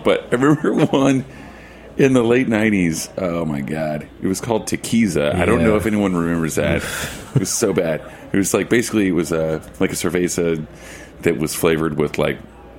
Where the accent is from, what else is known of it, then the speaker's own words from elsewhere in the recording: Oklahoma, United States; you know, you're from Texas and I'm from Oklahoma.